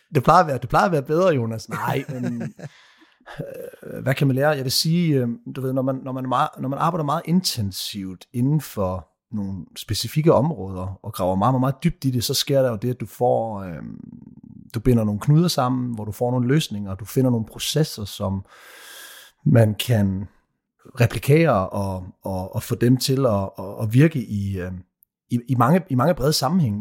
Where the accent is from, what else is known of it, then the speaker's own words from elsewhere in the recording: Odense, Southern Denmark, Denmark; moved away as an adult; also born or lived in Copenhagen, Denmark; now in Southern Spain; født og opvokset i Odense